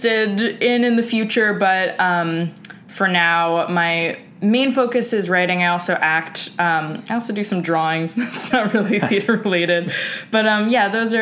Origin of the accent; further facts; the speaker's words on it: New York City, New York, United States; I grew up in Hell's Kitchen, Manhattan